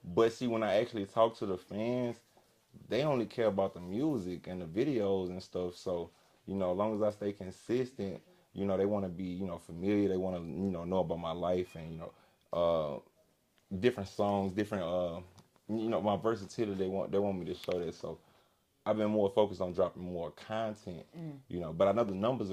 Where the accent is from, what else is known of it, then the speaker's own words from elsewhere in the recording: Baton Rouge, Louisiana, United States; I'm from Baton Rouge, so a lot of people die from, violence and stuff